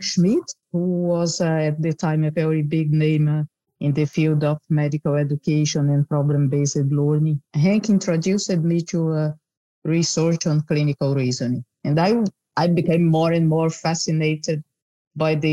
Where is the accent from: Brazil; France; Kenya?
Brazil; moved away as an adult; also born or lived in Netherlands; now in Rotterdam, Netherlands; I'm originally from Brazil and moved to the Netherlands many years ago